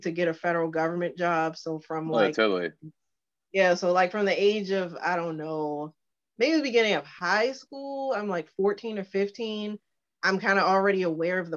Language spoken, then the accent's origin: English; Baltimore, Maryland, United States; I was born, raised in Baltimore